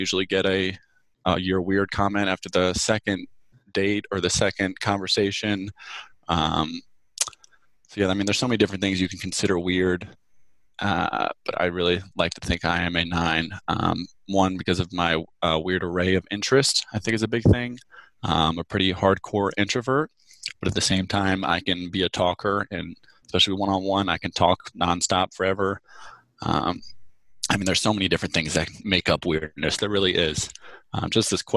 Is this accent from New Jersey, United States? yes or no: yes; New Jersey, United States; I went into teaching as a substitute teacher first in my hometown in New Jersey